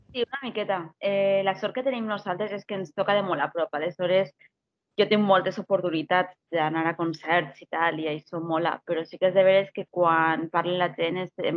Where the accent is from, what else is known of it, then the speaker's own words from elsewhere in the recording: Castellón de la Plana, Valencian Community, Spain; jo soc filla de Castelló